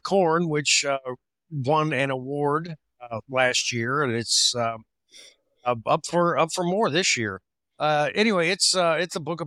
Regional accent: Missouri, United States; I grew up in Missouri on a farm.

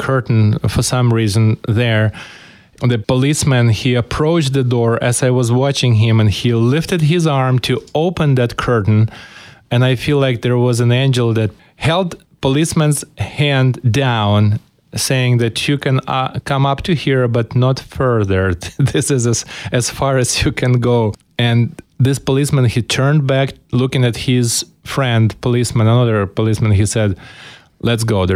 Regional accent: Ukraine; moved away as an adult; now in Spokane, United States; I was born in Ukraine and grew up in Ukraine while the Ukraine was part of the former Soviet Union.

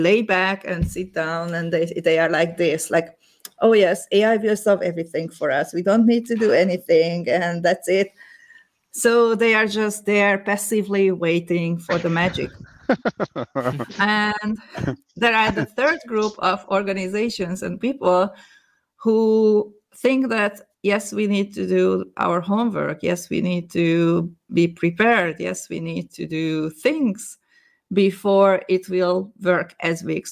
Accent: Hungary; moved away as an adult; now in Netherlands; Originally, I'm from Hungary

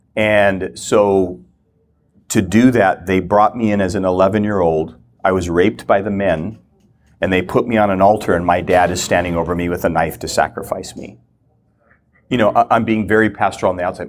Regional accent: Minnesota, United States; moved away as an adult; also born or lived in Kona, Hawaii; I grew up in the Lutheran Church, Minnesota

